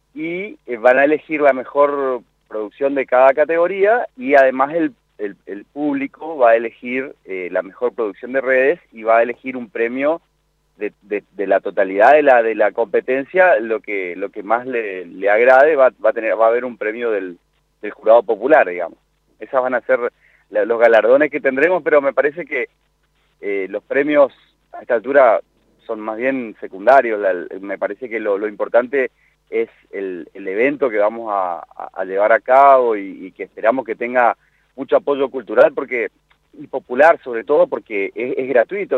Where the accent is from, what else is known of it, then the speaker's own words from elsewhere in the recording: Córdoba, Argentina; moved away as an adult; now in Goya, Argentina; soy goyano por, por adopción, porque yo soy nacido en Córdoba, hice mi carrera universitaria también en Córdoba y me volví a vivir a Goya Corrientes